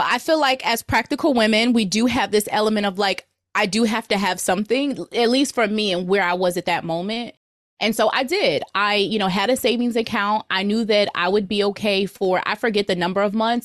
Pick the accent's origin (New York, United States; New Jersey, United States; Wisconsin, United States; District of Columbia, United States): New Jersey, United States; moved away; also born or lived in Virginia; I'm from New Jersey